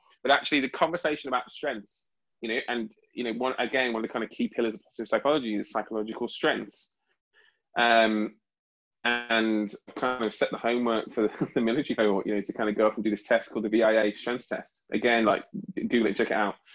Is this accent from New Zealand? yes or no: no; United Kingdom; I'm very proud of being British.